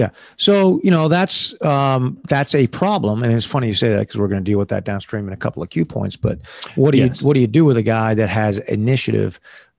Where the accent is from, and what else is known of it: United States